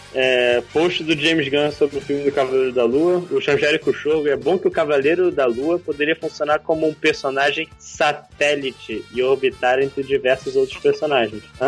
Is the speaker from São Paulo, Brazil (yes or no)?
no; Rio de Janeiro, Brazil; a gente vem do, da mesma área do Rio de Janeiro